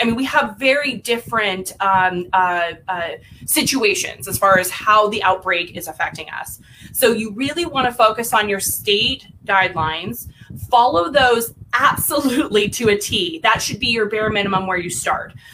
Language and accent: English; Lake Havasu City, Arizona, United States; now in Phoenix, United States; I was born and raised in a little town um, in Western Arizona called Lake Havasu City.